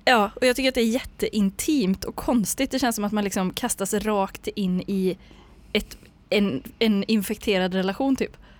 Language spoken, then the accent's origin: Swedish; Ulricehamn, Västra Götaland, Sweden; now in Gothenburg, Sweden; jag är från Ulricehamn